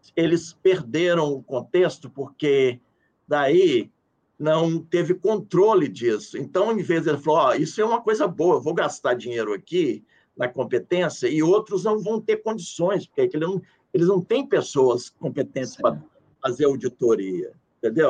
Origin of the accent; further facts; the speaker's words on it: Brazil; sou do Brasil